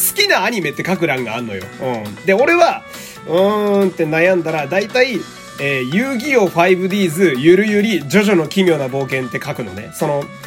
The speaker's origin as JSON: {"language": "Japanese", "region": "Fukui", "country": "Japan", "tie": "born or raised there", "moved": "yes", "lives_now": "Tokyo, Japan", "said": "地元の福井が"}